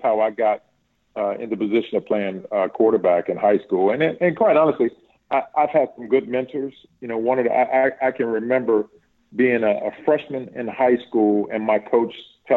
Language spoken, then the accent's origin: English; Martinsville, Virginia, United States; I grew up in a town that was predominantly dominated by basketball, man.